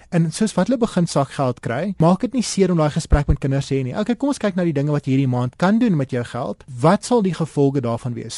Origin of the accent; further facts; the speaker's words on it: South Africa; ons as Suid-Afrikaners